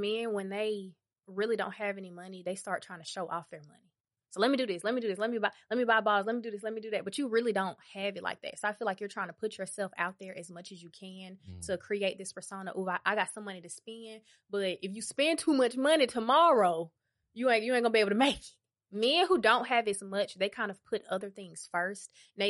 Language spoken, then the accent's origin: English; Atlanta, Georgia, United States; that, I'm from Westside